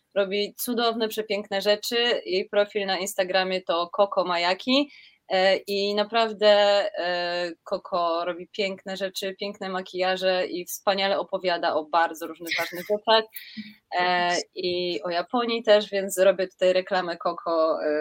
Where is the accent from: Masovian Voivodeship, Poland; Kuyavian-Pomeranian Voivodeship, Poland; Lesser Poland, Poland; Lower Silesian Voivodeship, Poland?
Lesser Poland, Poland; Kraków; ja jestem z Krakowa